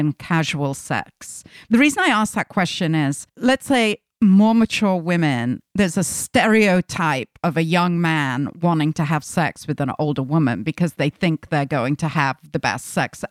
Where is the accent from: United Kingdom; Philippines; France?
United Kingdom; we're both British girls